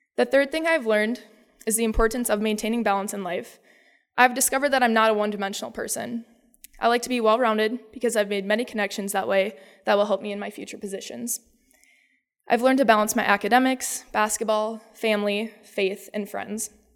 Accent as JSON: {"language": "English", "area": "Dover-Eyota", "region": "Minnesota", "country": "United States", "said": "I am from Iota, Minnesota"}